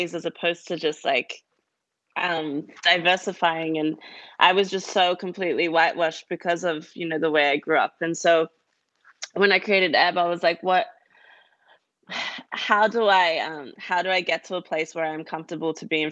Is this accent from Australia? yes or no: yes; Australia; accent: Australian; I grew up in Australia